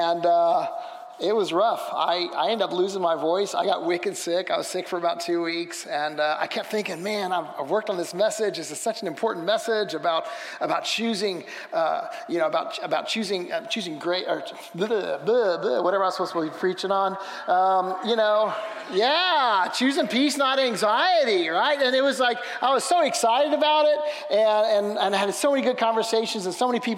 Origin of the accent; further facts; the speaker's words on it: Missouri, United States; I'm from Missouri